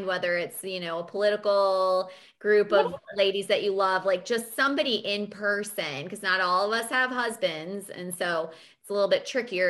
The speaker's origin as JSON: {"language": "English", "town": "Fairfield", "region": "Iowa", "country": "United States", "also_born_or_lived": "Virginia / Wisconsin", "moved": "yes", "lives_now": "North Carolina, United States", "said": "I'm from Fairfield, Iowa, and that's the mecca of transcendental meditation. I mean, University of Maharishi. I mean, hello, like that's, my town was known for"}